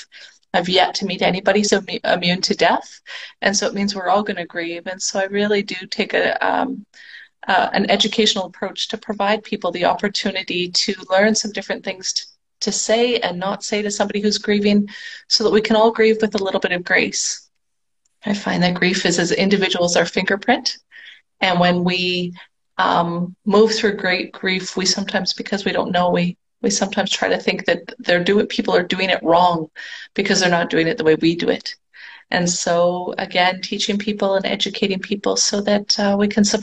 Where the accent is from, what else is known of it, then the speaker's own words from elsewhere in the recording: Canada; moved away as an adult; now in Mexico; I am a Canadian that just recently moved down to Mexico this past weekend.